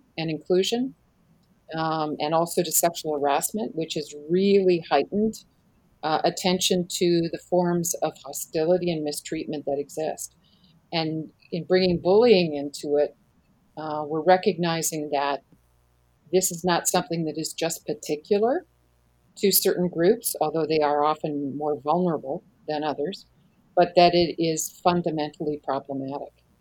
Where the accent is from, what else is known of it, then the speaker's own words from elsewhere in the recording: Canada; moved away as an adult; now in United States; I'm Canadian. I live in the States now for the last 24 years, but I am a Canadian citizen